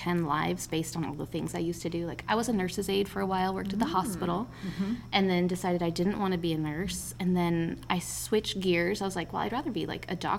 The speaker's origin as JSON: {"language": "English", "town": "Culver", "country": "United States", "tie": "born or raised there", "said": "I grew up in Culver"}